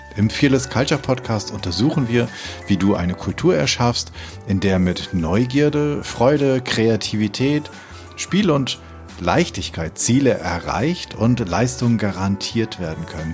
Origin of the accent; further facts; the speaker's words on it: Hameln, Lower Saxony, Germany; ich komme gebürtig aus Hameln äh, im Weserbergland